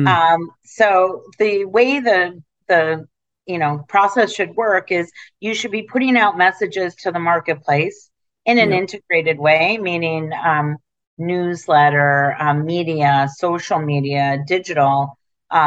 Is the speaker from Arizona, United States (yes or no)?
no; Detroit, Michigan, United States; now in New York City, United States; I grew up in Detroit.